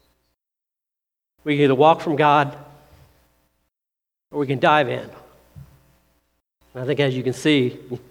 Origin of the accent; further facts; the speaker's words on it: Seymour, Indiana, United States; I grew up down in Seymour